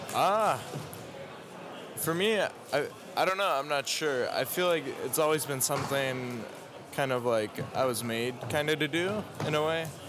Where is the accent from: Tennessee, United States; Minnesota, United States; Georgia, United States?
Minnesota, United States; now in Tyler, United States; I live in Tyler, Texas. Uh, I was originally born in Minnesota